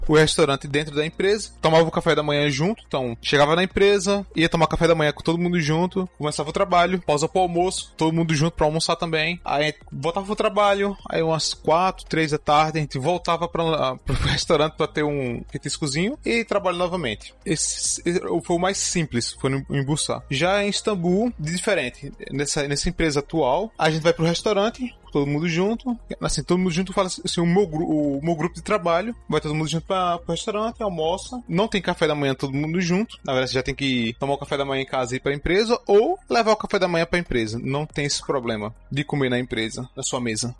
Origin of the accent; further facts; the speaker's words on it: Petrolina, Pernambuco, Brazil; moved away as an adult; also born or lived in Spain; now in Bursa, Turkey; Eu sou de uma cidadezinha pequena chamada Petrolina, em Pernambuco